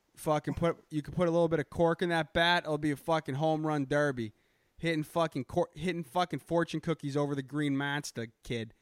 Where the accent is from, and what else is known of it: Boston, Massachusetts, United States; accent: Boston